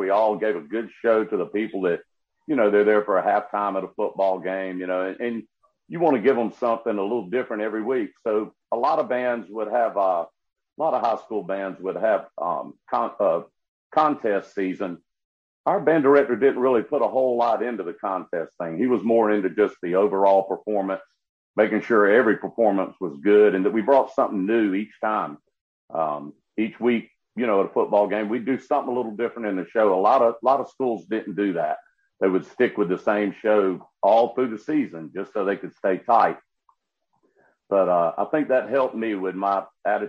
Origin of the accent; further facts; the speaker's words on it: Columbia, South Carolina, United States; also born or lived in Prosperity, South Carolina; I grew up in Columbia, South Carolina. I was born up in a little small town called Prosperity, northwest area of South Carolina.